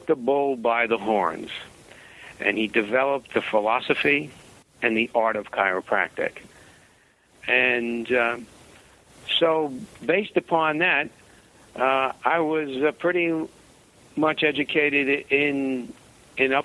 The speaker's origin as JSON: {"language": "English", "town": "Jersey City", "region": "New Jersey", "country": "United States", "tie": "born or raised there", "said": "We grew up in Jersey City, New Jersey, and that's a very big city"}